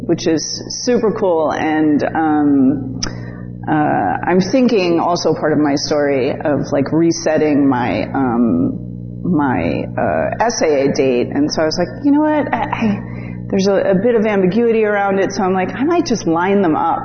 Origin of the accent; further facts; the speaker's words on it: Connecticut, United States; moved away; also born or lived in Staten Island, New York / Chicago; I was born in Staten Island, New York, which I hear is now quite the meth capital, right? Which is, yes. Which is sad, but I moved to Connecticut